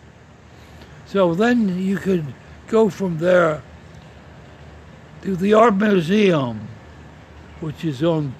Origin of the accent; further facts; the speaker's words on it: Pennsylvania, United States; Oh, and growing up, the variety of opportunities. We have 2 cities, one at each end of the state.